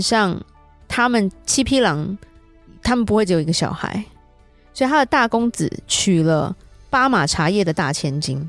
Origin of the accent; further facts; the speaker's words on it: Taiwan; 我们台湾这边